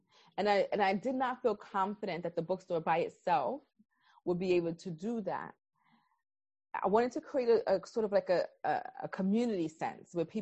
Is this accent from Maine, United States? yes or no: no; New York City, New York, United States; I was born and raised in Brooklyn, New York